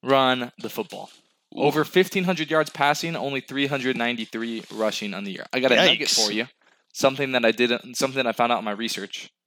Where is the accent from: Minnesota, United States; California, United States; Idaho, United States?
California, United States; Murrieta; I grew up in Marietta, California